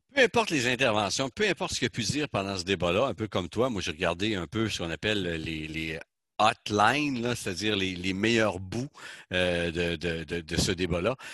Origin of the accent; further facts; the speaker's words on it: Canada; chez nous au Canada